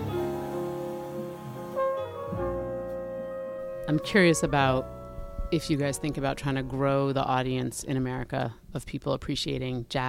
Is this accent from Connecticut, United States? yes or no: yes; New Haven, Connecticut, United States; moved away as an adult; also born or lived in New York; it was a part of our culture here growing up in New Haven